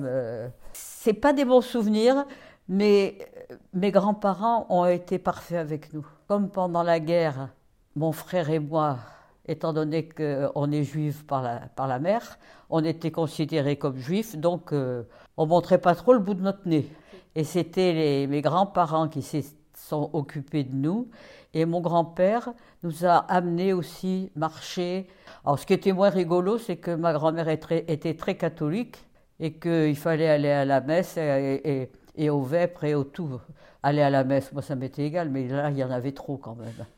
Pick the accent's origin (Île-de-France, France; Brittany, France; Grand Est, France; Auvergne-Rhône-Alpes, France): Île-de-France, France; Paris; Je suis née à Paris, dans le 6e arrondissement